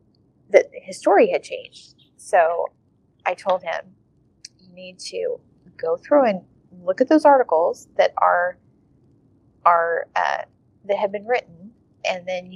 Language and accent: English; United States; I'm this American